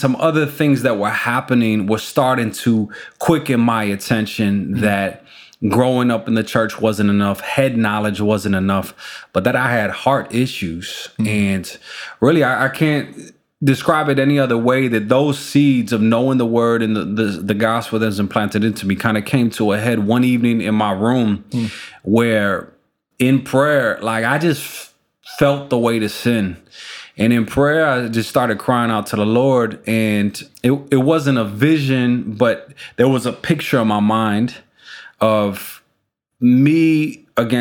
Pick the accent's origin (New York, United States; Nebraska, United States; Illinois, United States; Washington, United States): Illinois, United States; Chicago; We're Chicago, Illinois, born and raised, and proud of being a Chicagoan